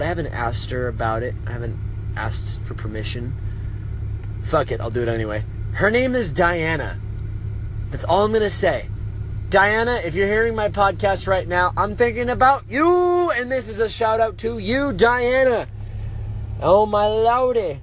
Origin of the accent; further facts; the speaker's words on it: Las Vegas, Nevada, United States; I'm from Las Vegas, Nevada